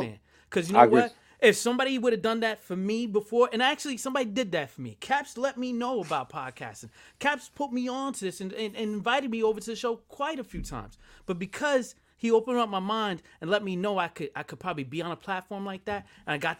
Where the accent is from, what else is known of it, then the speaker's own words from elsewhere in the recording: New Jersey, United States; I'm from Jersey.